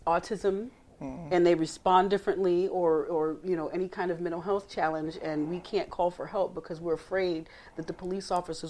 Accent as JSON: {"language": "English", "region": "the North", "country": "United States", "moved": "as an adult", "lives_now": "Gwinnett County, Georgia, United States", "said": "I've lived here 20 years. Mm-hmm. I come from the North."}